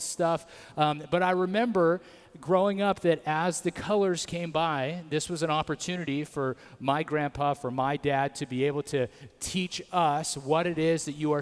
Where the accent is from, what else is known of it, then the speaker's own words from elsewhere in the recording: Atwater, California, United States; I grew up in Atwater